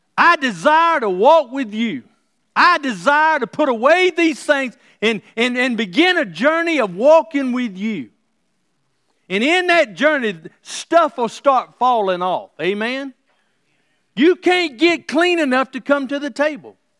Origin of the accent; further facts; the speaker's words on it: the South, United States; Growing up in the South